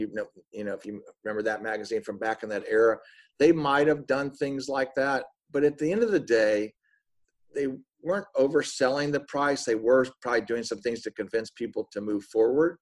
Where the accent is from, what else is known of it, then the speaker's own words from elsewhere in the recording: Miami, Florida, United States; moved away as an adult; also born or lived in Tennessee; now in Atlanta, United States; I'm from Miami, Florida